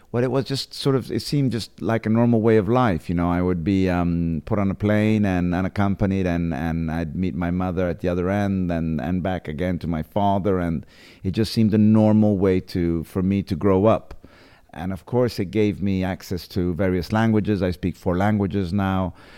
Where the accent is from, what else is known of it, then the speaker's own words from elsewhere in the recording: London, United Kingdom; moved away; also born or lived in Positano, Italy; I was born in London. And then I lived, um, my first years in, in London